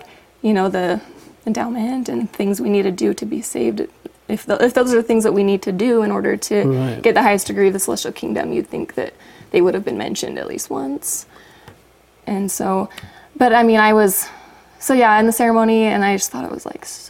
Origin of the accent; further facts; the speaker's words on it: Orem, Utah, United States; moved away; also born or lived in Logan, Utah; I grew up in Orem